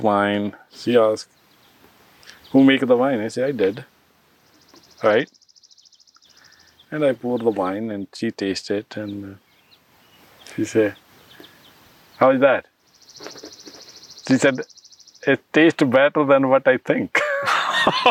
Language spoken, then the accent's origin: English; Punjab, India; moved away as an adult; now in Canada; I'm from Punjab. I'm born in the state who feed a billion people.